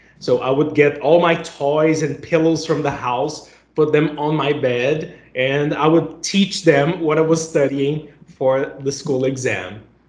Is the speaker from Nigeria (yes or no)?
no; Brazil; first language Portuguese; English is a second language; And …, that's how I pronounce my name in my first language, which is Portuguese. I'm from Brazil, and I've been teaching English for 20 years now. I started teaching when I was 19.